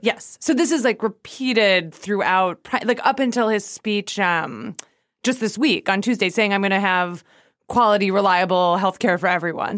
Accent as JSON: {"language": "English", "country": "United States", "said": "as American"}